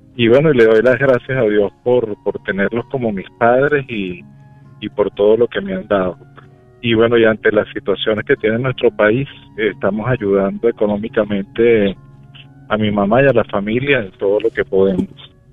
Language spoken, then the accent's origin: Spanish; Venezuela; now in Dallas, United States; yo soy de Venezuela y mis padres son portugueses